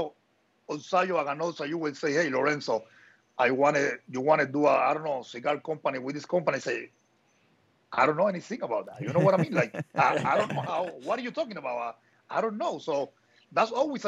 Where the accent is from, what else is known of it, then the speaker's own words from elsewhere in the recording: Havana, Cuba; moved away as an adult; also born or lived in Nicaragua; I'm from Havana